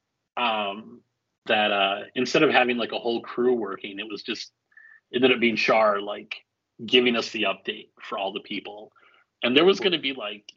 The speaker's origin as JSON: {"language": "English", "town": "El Paso", "region": "Texas", "country": "United States", "tie": "born or raised there", "moved": "yes", "said": "where I grew up in Texas in El Paso"}